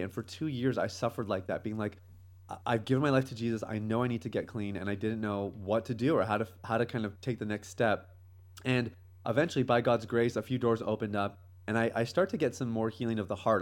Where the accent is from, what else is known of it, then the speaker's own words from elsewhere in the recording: Canada; moved away as an adult; now in Jamaica; I grew up in Canada. Uh, that's kind of home for me.